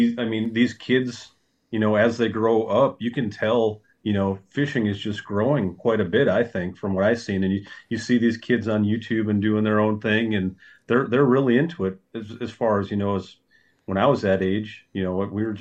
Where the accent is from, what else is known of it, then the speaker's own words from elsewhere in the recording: Minnesota, United States; Yeah, so I grew up on Lake Vermilion.